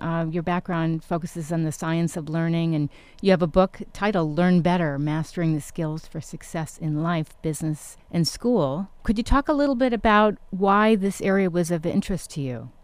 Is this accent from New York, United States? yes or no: yes; New York, United States; also born or lived in Connecticut; I actually grew up in New York as well, New York and Connecticut